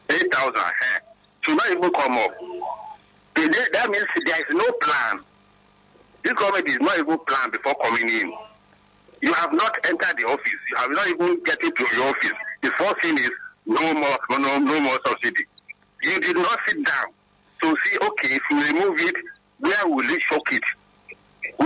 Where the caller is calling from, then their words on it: Ibafo, Ogun State, Nigeria; I'm calling from Ibafu.